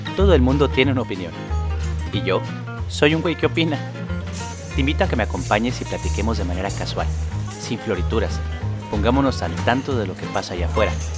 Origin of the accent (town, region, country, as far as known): Mexico